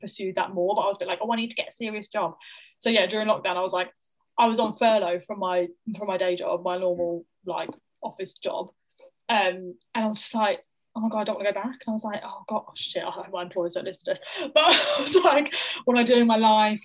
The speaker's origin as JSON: {"language": "English", "town": "Fleet", "region": "South East England", "country": "United Kingdom", "tie": "born or raised there", "moved": "as an adult", "said": "Her mum ran a drama school in Fleet, which is where I grew up, in Hampshire, and it's like small town"}